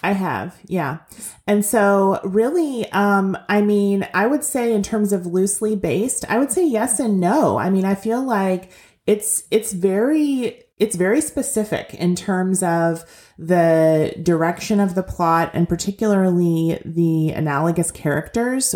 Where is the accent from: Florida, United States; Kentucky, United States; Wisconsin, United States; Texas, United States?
Kentucky, United States; I grew up in Kentucky, but not technically in Appalachia, not in coal mining country